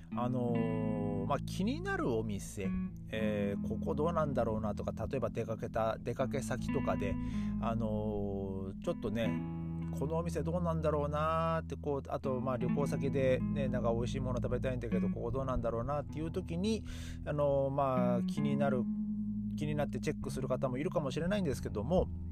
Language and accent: Japanese; Japan; moved away as an adult; now in Berlin, Germany; いや日本人だよ